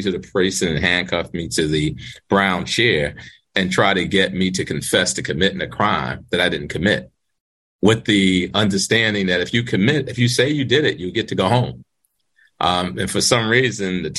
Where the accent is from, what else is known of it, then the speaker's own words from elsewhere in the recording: New York City, New York, United States; also born or lived in Manhattan; When I was 10 years old, one of the things that my mother taught us when we moved from Brooklyn to Manhattan